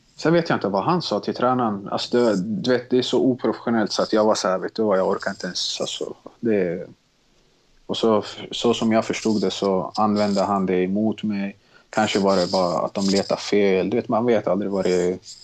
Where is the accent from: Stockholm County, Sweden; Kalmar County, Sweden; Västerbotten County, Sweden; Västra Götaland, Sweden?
Stockholm County, Sweden; Stockholm; also born or lived in Tensta, Stockholm / Mälarhöjden, Stockholm / Bredäng, Stockholm; Jag är jag uppvuxen i Tensta, flyttade när jag var sex år till Mälarhöjden, Bredäng